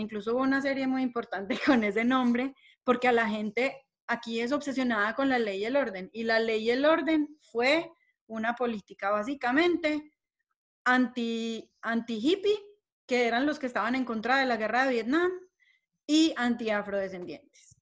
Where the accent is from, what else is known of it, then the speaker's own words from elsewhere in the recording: Colombia; todos somos colombianos